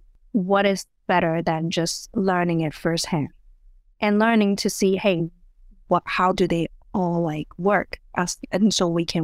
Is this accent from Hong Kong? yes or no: yes; Hong Kong; I was, you know, born and raised in Hong Kong. So in Hong Kong, it's like under UK rule. when I was born.